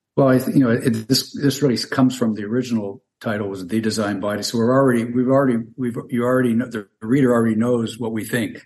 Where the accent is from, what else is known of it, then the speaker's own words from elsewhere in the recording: Canada; moved away as an adult; now in Tampa Bay area, Florida, United States; I'm originally from Canada. I'm a physician trained up there, but I uh, moved down to Florida about 40 years ago.